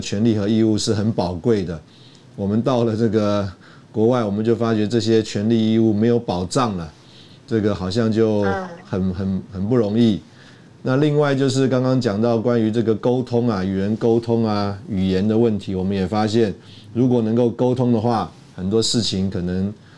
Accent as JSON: {"language": "Chinese", "country": "Taiwan", "also_born_or_lived": "Russia", "said": "那大概我是一个台湾人吧"}